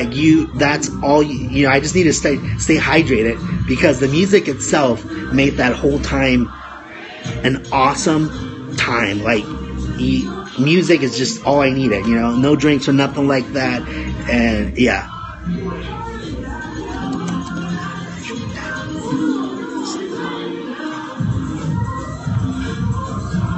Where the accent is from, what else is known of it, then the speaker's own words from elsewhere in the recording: Los Angeles, California, United States; now in Oregon, United States; Los Angeles, California, my hometown